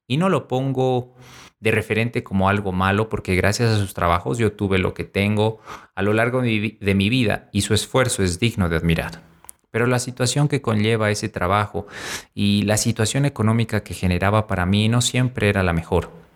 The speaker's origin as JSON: {"language": "Spanish", "region": "La Paz", "country": "Bolivia", "tie": "born or raised there", "said": "aquí en La Paz, Bolivia, mi ciudad natal"}